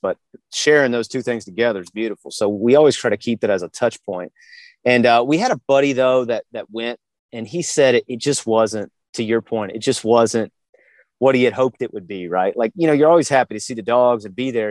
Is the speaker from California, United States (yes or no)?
no; Virginia, United States; moved away as an adult; we're originally from Virginia, and my wife and I had had moved down here back at the end of 2010